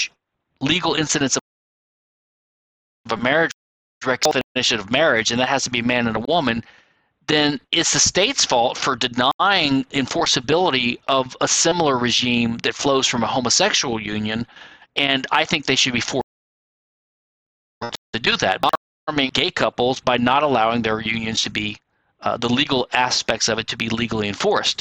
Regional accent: Louisiana, United States; my home state of Louisiana

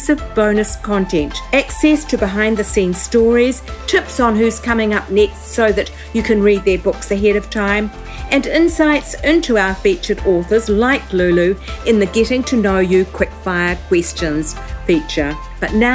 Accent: New Zealand; I've lived my whole life in New Zealand

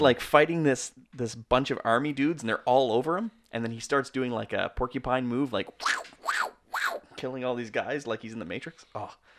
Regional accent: Canada; We're Canadian filmmakers

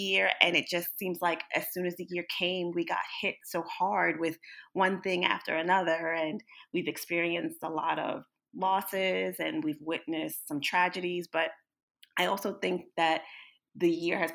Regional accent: Northern New Jersey, United States; I am from Northern New Jersey

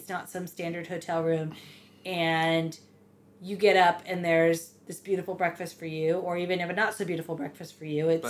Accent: United States; I'm American.

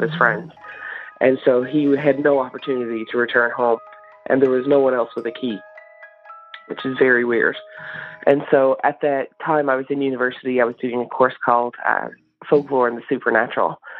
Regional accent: Newfoundland and Labrador, Canada; also born or lived in St. John's, Newfoundland; now in Nunavut, Canada; I am calling from Nunavut, but I am from Newfoundland

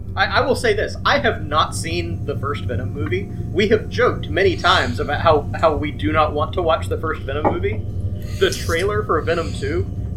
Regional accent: the South, United States; we are from the South.

